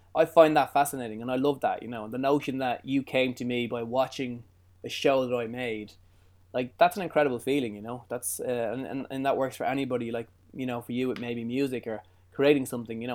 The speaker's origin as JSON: {"language": "English", "country": "Ireland", "said": "I'm Irish"}